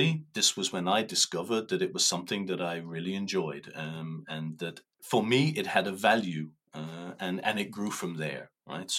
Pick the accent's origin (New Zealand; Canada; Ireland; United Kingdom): Ireland; moved away as an adult; now in Luxembourg; I am Irish, 58 years old, married with 5 children. And living in Luxembourg for the last 16 years.